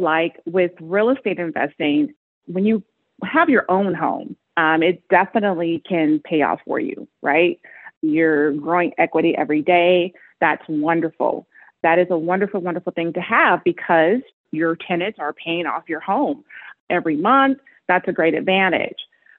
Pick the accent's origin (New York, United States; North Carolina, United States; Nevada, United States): Nevada, United States; Las Vegas; also born or lived in California; I am from Las Vegas, Nevada. My first home is here in Las Vegas. I, of course, am from California too, so I say half and half of where I've been.